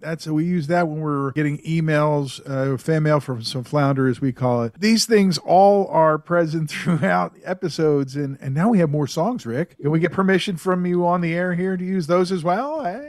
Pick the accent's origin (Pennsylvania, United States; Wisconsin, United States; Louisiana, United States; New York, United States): Pennsylvania, United States; Philadelphia; I grew up in Philly